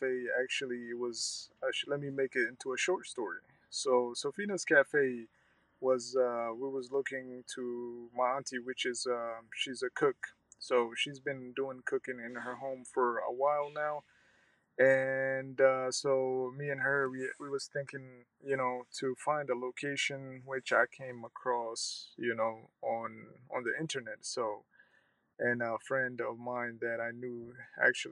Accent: Sioux Falls, South Dakota, United States; also born or lived in Somalia / Kenya; I grew up in South Dakota, Sioux Falls, South Dakota. Yes. I came to the United States in 1997, by the end of 1997, and as a refugee and been located to Sioux Falls, South Dakota

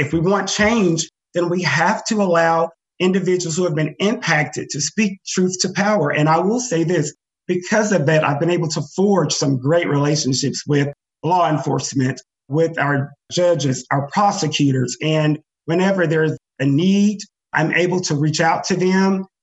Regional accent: Joiner, Arkansas, United States; now in Fayetteville, United States; growing up in Joiner, where opportunities are very limited

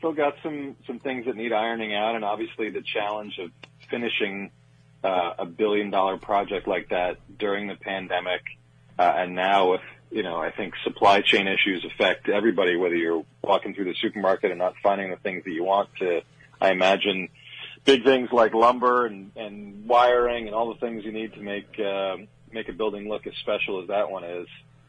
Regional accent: New York City, New York, United States; I grew up in New York City, pretty close to Madison Square Garden.

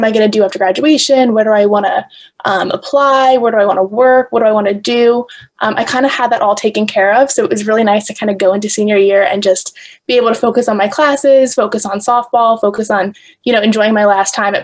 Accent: New York, United States; I'm from New York originally

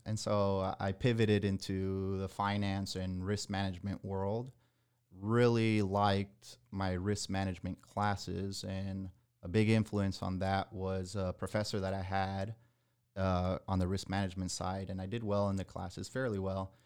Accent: Nicaragua; moved away as an adult; also born or lived in Miami, Florida / San Antonio, Texas; now in Texas, United States; I was born in Miami, Florida, but at a young age, I moved down to Nicaragua, which is in Central America.

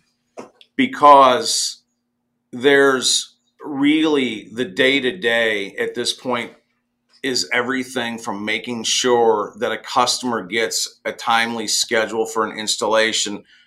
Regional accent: Central Illinois, United States; also born or lived in Carbondale, Illinois; being born and raised in Central Illinois on a farm

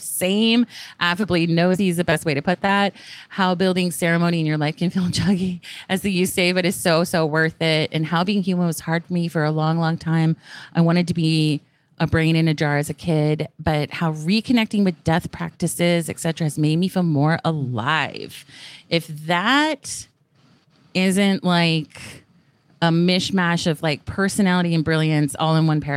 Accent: England, United Kingdom; moved away; also born or lived in the South (US); where we grew up in England

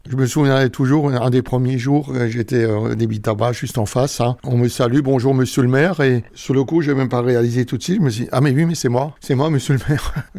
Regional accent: Hindisheim, Grand Est, France; je suis vraiment natif du village. Hein. J'ai toujours j'ai grandi, vécu à Indisheim.

